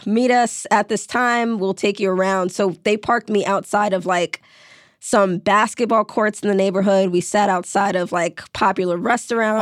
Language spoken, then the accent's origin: English; New York City, New York, United States; I grew up in New York City. When I was in high school, senior year, I was violently mugged in my neighborhood in Brooklyn